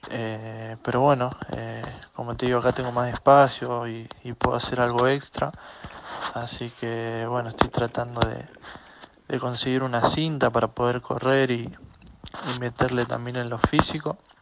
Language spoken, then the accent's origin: Spanish; Marcos Juárez, Córdoba, Argentina; moved away as an adult; pude venirme a mi pueblo, a Marco Juárez